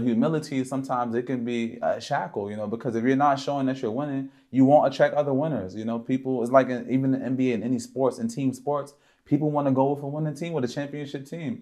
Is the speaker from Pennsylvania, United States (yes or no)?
yes; Philadelphia, Pennsylvania, United States; I grew up in Philadelphia, P